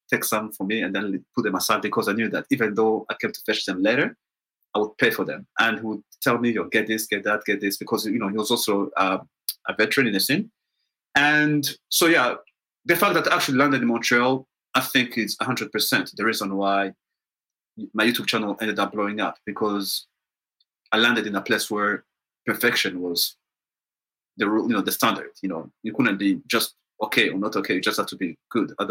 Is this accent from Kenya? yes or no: yes; Kenya; also born or lived in Rwanda; I was born in Rwanda, which is a small country in Central Africa. But when I was eight, I mean, I was born in 1979, and when I was eight, we moved to Kenya.